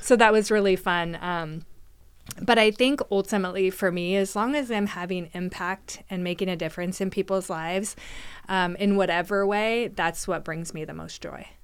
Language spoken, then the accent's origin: English; McMinnville, Oregon, United States; moved away as an adult; also born or lived in Newberg, Oregon; now in Canby, United States; I was born and raised in McMinnville, so another small town.